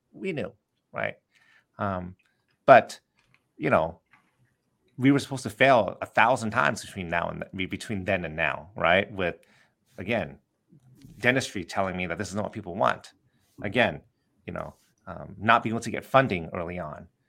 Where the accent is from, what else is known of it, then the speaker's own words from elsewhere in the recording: Southern California, United States; growing up in Southern California